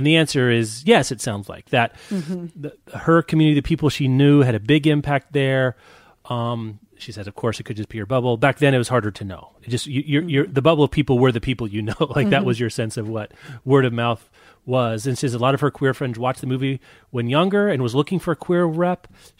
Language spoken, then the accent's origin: English; Kansas, United States; I'm from Kansas.